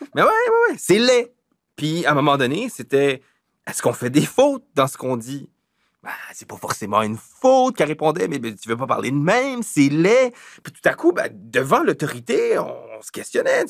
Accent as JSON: {"language": "French", "town": "Moncton", "region": "New Brunswick", "country": "Canada", "tie": "born or raised there", "said": "je suis originaire de Moncton, je suis originaire du Sud-Est"}